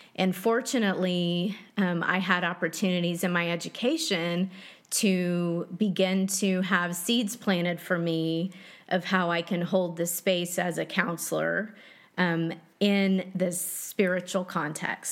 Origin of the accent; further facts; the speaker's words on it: Dallas, Texas, United States; I grew up in Dallas, Texas